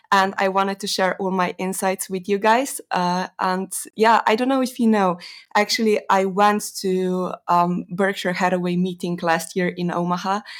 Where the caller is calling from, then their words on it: Slovenia; Uh, Slovenia